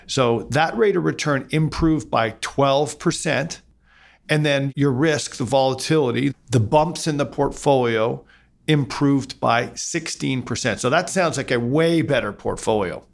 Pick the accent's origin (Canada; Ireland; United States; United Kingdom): Canada; as Canadian investors